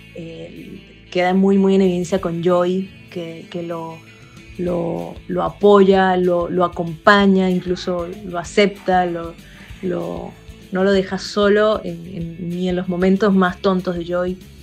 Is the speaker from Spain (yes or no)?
no; Venezuela; moved away as an adult; now in Argentina; soy venezolana viviendo en la Argentina desde hace unos años